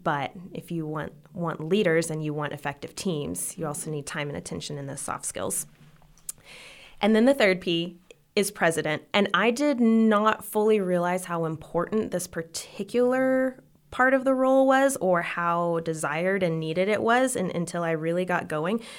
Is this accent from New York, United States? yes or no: no; Odessa, Texas, United States; also born or lived in Lubbock, Texas; I grew up in Odessa, Texas, and then I came here for college to go to L C U